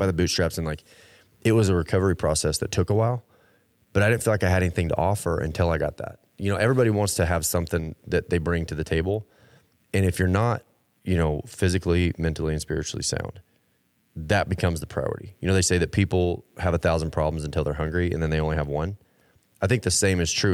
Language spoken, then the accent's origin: English; Texas, United States; I grew up in Texas